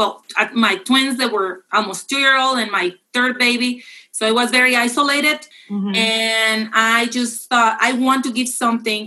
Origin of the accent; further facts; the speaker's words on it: Mexico; moved away as an adult; now in United States; I'm from Mexico